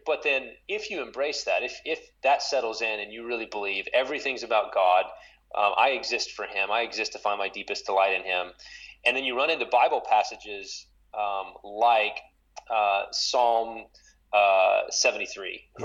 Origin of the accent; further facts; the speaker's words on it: West Texas, United States; now in St. Paul, United States; I grew up in West Texas